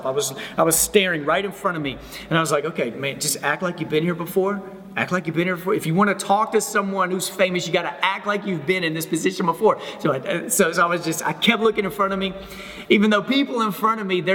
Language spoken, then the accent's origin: English; Texas, United States; moved away as an adult; now in Memphis, United States; first 27 years of my life, I grew up in Texas. But since then, my wife and I, we live in Memphis, Tennessee